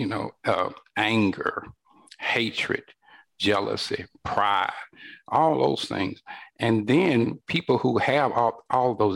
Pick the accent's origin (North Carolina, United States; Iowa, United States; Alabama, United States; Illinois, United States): Alabama, United States; northern; I was born here in northern Alabama in the 1960s during the height of the civil rights movement. And a lot of things were happening here in my home state